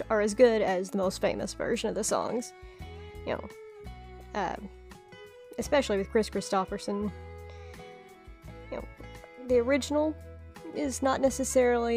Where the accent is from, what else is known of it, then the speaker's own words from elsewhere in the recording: Kentucky, United States; I'm from Kentucky and I grew up listening to country music